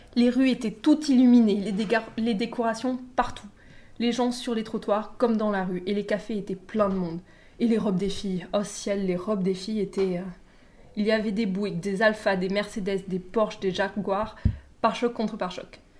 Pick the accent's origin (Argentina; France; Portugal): France; southern France; je viens du sud de la France